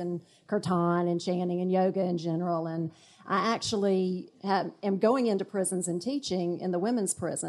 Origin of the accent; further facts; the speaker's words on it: South Carolina, United States; from South Carolina.